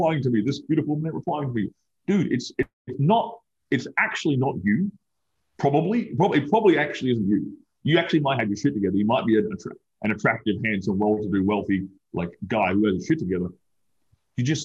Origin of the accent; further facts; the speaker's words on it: Australia; now in Miami, United States; I'm an Australian. I'm an immigrant